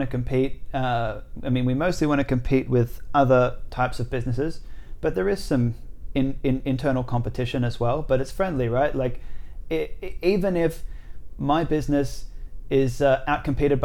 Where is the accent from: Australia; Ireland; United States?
Australia; 호주 사람. I'm Australian